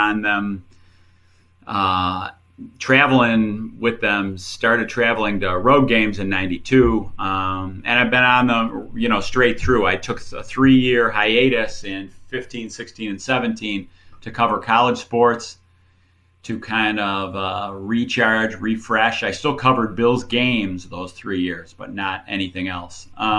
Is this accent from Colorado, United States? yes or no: no; Buffalo, New York, United States; I was born and raised in Buffalo